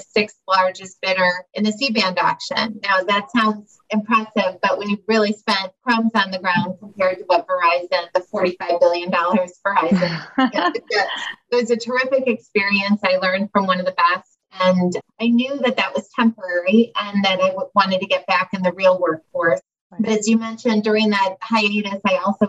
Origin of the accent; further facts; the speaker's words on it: Chicago, Illinois, United States; based in Chicago, actually, which you can probably tell from my accent I'm from